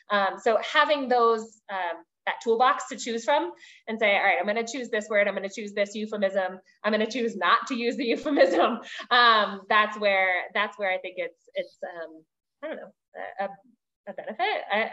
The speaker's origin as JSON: {"language": "English", "region": "Washington, D.C. area", "country": "United States", "tie": "born or raised there", "said": "And for instance, where I grew up outside of Washington, D.C., it's a major metropolitan area. We had families from all over the world."}